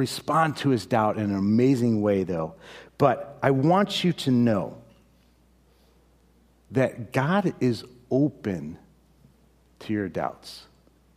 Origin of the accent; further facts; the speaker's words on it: Chicago, Illinois, United States; moved away; I'm from Chicago